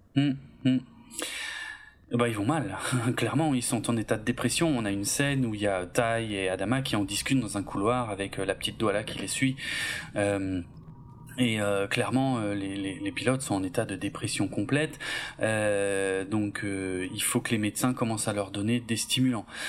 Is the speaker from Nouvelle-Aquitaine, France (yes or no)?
no; Alsace, Grand Est, France; je suis alsacien